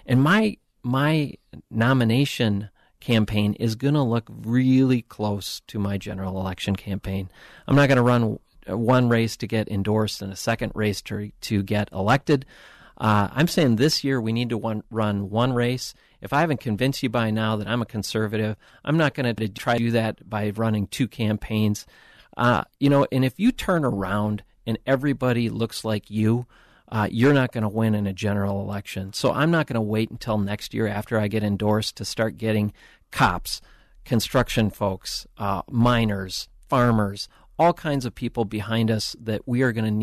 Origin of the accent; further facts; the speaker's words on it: St. Paul, Minnesota, United States; I grew up on Rice Street in St. Paul